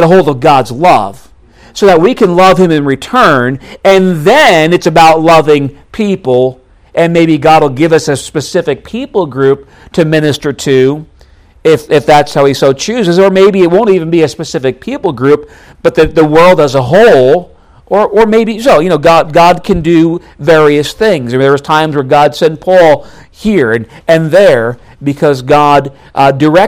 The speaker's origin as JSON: {"language": "English", "region": "New York", "country": "United States", "tie": "born or raised there", "also_born_or_lived": "North Dakota", "moved": "as an adult", "said": "I grew up in New York State, went to the University of North Dakota"}